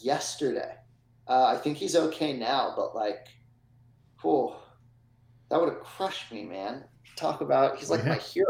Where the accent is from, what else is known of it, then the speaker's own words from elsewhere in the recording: Upper St. Clair, Pennsylvania, United States; I grew up in the South Hills. And then... South Hills? Upper St. Clair.